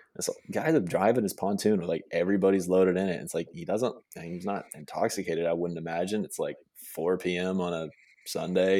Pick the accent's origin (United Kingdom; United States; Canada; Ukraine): United States; Manhattan, Kansas; moved away; I grew up in Manhattan, Kansas, which is where, uh, K-State is.